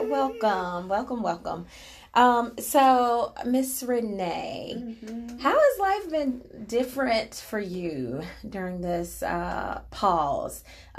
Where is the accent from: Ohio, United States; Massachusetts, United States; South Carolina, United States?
South Carolina, United States; Kershaw; I'm from Kershaw, K-Town, shout out to Kershaw